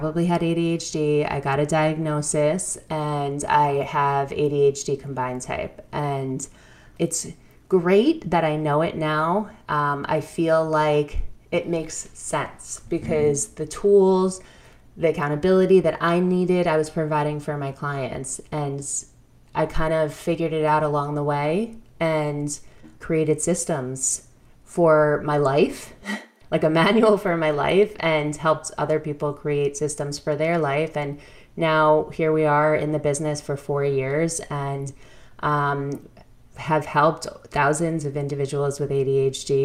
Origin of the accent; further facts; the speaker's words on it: New York, United States; I came from New York, good family, family of educators